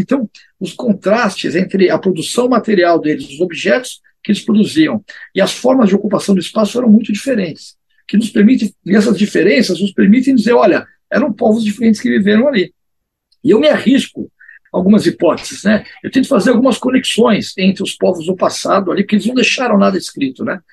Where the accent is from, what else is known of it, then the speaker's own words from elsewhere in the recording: Brazil; Eu, como brasileiro